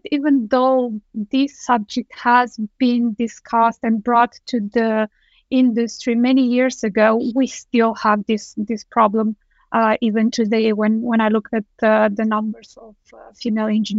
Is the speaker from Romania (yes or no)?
yes; Romania; moved away as an adult; now in Denmark; I am originally from Romania. I have moved to Denmark 11 years ago.